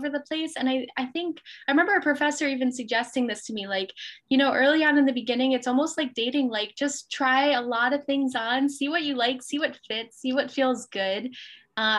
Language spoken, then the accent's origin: English; Albany, New York, United States; I'm from Albany, New York, and I got a tennis scholarship to play at a university in upstate New York